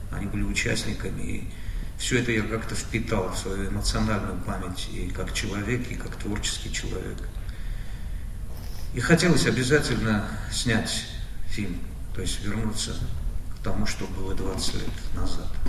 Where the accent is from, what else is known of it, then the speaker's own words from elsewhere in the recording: Armenia; мы, армяне.